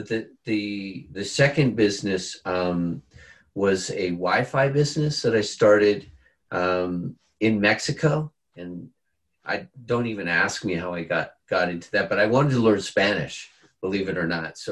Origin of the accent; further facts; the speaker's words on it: Bermuda; moved away; also born or lived in California; I'm from Bermuda. So I moved back to Bermuda to have my children there with my wife.